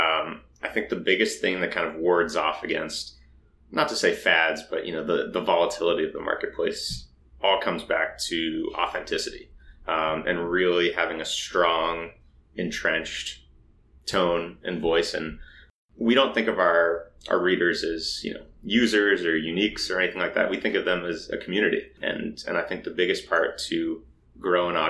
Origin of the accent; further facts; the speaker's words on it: Boston, Massachusetts, United States; moved away as an adult; now in New York, United States; I'm from Boston originally, so okay. I'm behind enemy lines here, but I've been here for coming up on 9 years